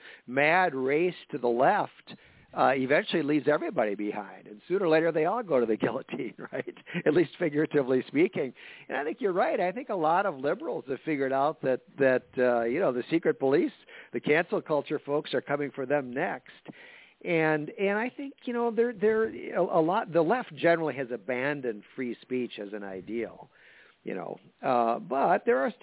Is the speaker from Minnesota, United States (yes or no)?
yes; Minneapolis, Minnesota, United States; I'm from the Twin Cities. I live in a suburb of Minneapolis